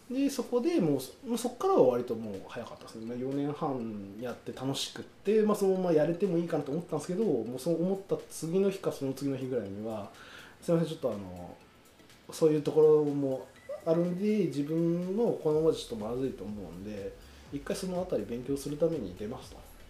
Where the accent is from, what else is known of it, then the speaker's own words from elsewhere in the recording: Akashi, Hyogo, Japan; moved away as an adult; now in Mihama, Japan; その地元があの福井じゃなくてあの兵庫県の明石市っていうところの